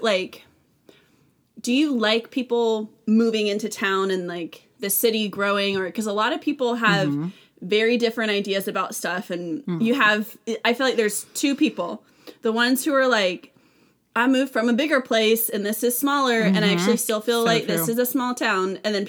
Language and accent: English; Vacaville, California, United States; now in Nashville, United States; I grew up in a small, like modest, like there's like 100,000 people in Vacaville